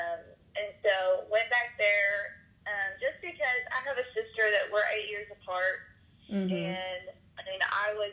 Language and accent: English; East Texas, United States; moved away as an adult; now in Arkansas, United States; I'm from Texas. I now live in Arkansas